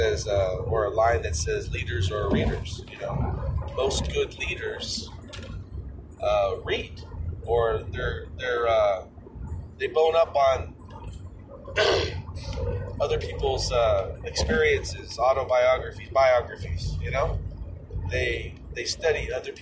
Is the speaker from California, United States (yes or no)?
yes; Orange, California, United States; I was born in St. Joseph's Hospital in the city of Orange, California, 1973